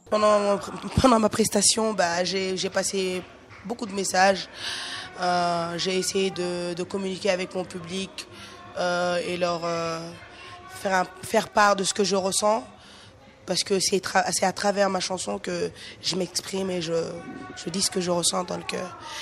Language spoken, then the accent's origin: French; Mali; chez moi, au Mali